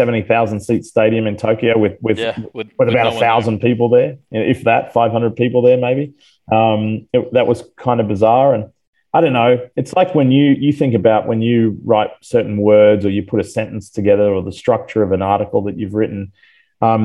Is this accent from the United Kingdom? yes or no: no; Australia; moved away as an adult; also born or lived in Atlanta, Georgia; now in United States; I'm an American citizen, but I'll never lose my Australian roots